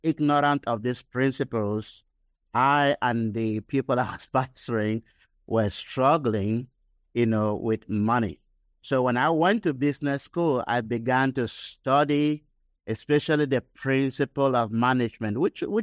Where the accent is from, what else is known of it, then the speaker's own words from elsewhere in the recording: Cameroon; moved away as an adult; also born or lived in Nigeria; I was born and raised in Cameroon, West Africa, which is close to Nigeria